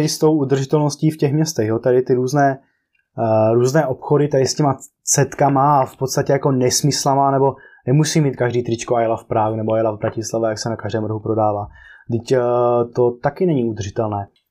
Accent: Czechia; also born or lived in Brno / Prague; jsme tady eh, z Česka

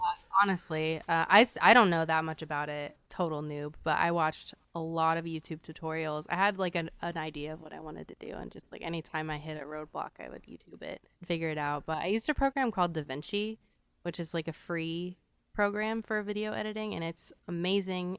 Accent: Phoenix, Arizona, United States; also born or lived in Austin, Texas; I was born in Austin, so I came out to Phoenix when I was about eleven, um, and kinda, like, I bounced back and forth between the two a little bit

